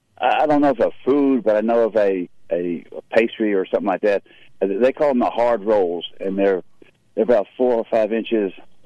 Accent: the North, United States; I can't talk with a Southern because I am from the North, but basically I'm really half and half because my dad is actually from West Tennessee.

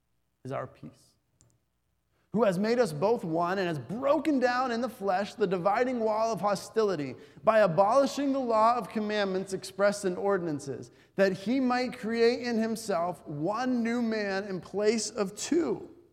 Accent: Bolivia; I remember growing up in Bolivia, many Americans who were there would proudly say that they were Americans.

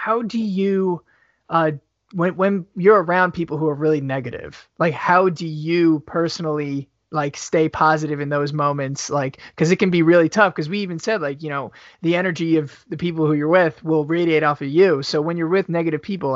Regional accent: New York, United States; moved away as an adult; now in Wisconsin, United States; I'm from New York

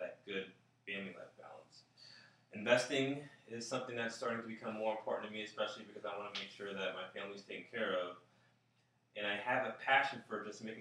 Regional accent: South Florida, United States; I was raised in South Florida

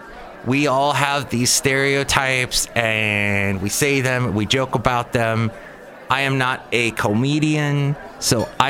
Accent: California, United States; I'm a Californian

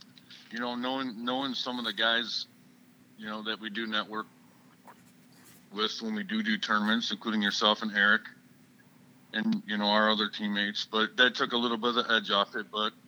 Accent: Detroit River and Lake Erie, Michigan, United States; I grew up fishing in Detroit River and Lake Erie.

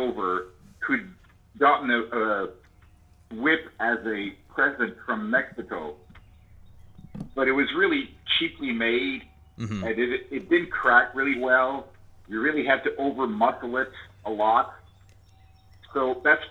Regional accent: Montreal, Quebec, Canada; I grew up in and around Montreal, Canada

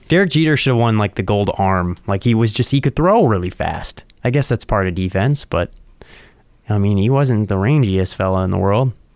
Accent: East Coast, United States; now in South Dakota, United States; I'm from the East Coast

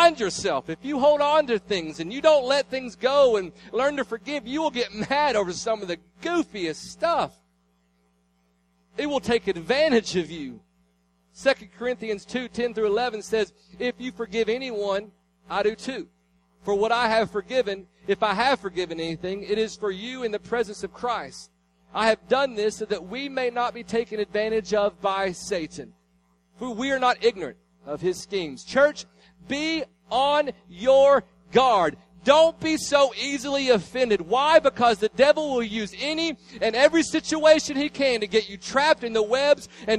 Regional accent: Tennessee, United States; I was from Tennessee

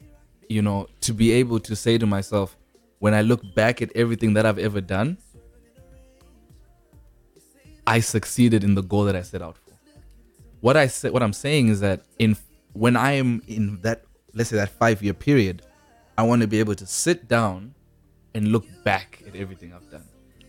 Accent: South Africa; also born or lived in Zimbabwe; You're born in Zimbabwe, lived in South Africa, you know.

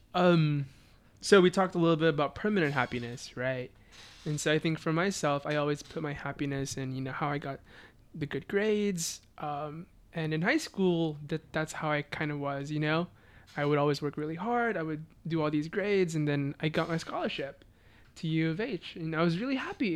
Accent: Beaumont, Texas, United States; also born or lived in Philippines; I grew up in Beaumont, Texas, which is about like an hour and a half from Houston

